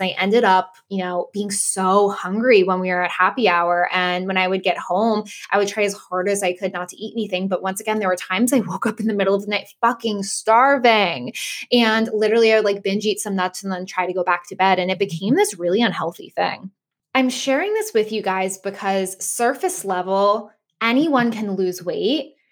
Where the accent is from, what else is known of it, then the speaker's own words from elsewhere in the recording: Boston area, Massachusetts, United States; I live in the Boston area with my family